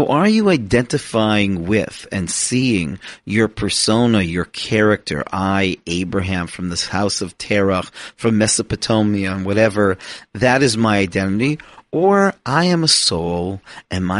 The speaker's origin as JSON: {"language": "English", "town": "Toronto", "region": "Ontario", "country": "Canada", "tie": "born or raised there", "said": "I am a Canadian who was born in Toronto to the family of Aaron"}